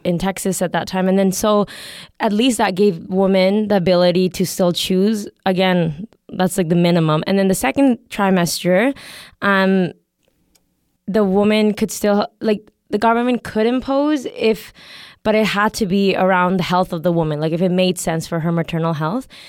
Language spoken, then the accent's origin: English; Canada; I'm also from Canada